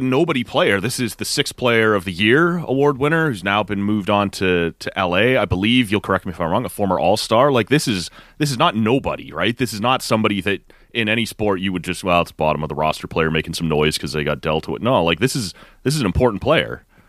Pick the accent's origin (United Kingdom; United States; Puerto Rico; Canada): Canada; as a Canadian fan